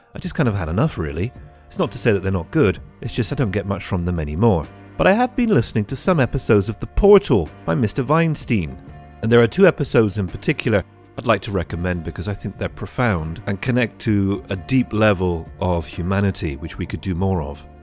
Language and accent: English; United Kingdom; now in Trieste, Italy; I'm British